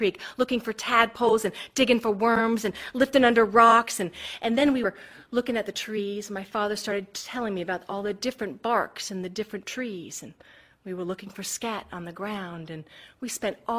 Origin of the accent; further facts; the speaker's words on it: Georgetown, Massachusetts, United States; moved away as an adult; also born or lived in Springfield, Massachusetts / South Carolina; we moved from Springfield, Massachusetts, to Georgetown, Massachusetts